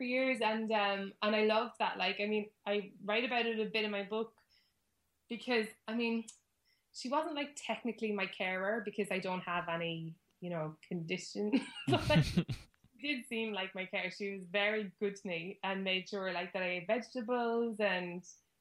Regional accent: Cobh, Munster, Ireland; moved away as an adult; now in London, United Kingdom; I'm from Ireland. I'm from Cove down at the bottom of Ireland. So, and I just, yeah, and I lived there until this year, actually. I just moved over here.

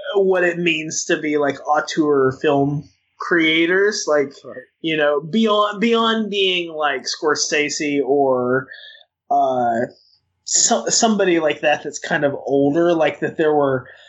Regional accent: Western Arkansas, United States; in Western Arkansas, where I grew up

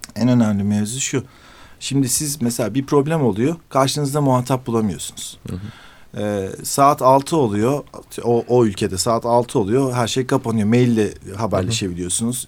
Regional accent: Turkey; ben dedim işte Türkiye

